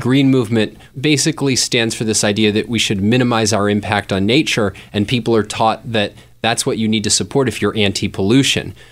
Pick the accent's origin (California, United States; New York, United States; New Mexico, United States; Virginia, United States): Virginia, United States; Fairfax County; now in Greater Philadelphia, United States; I grew up in Fairfax County, which is a suburb of Washington, D C